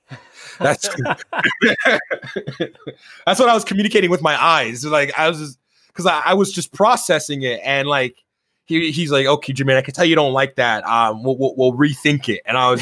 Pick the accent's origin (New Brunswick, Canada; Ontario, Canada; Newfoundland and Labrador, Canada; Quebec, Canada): Ontario, Canada; Toronto; I grew up in Toronto, and you know, I didn't grow up in the best of neighborhoods for a good portion of my life